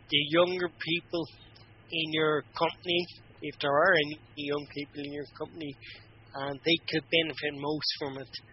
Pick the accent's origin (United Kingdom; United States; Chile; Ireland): Ireland; being Irish